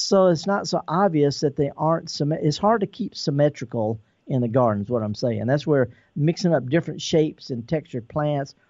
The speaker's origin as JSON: {"language": "English", "region": "Mississippi", "country": "United States", "tie": "born or raised there", "said": "I'm born and raised in Mississippi. I'm a Mississippi son."}